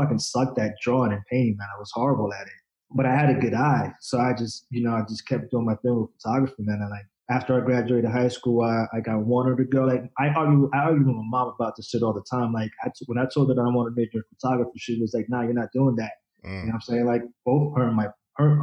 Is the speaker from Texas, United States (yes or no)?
no; Rockland County, New York, United States; also born or lived in Dominican Republic / Bronx, New York; we moved up to the suburbs, up to Rockland County, and I pretty much grew up there